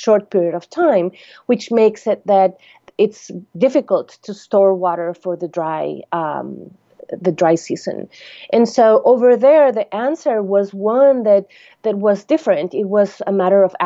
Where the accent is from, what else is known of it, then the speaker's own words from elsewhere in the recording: Costa Rica; moved away; I'm originally from Costa Rica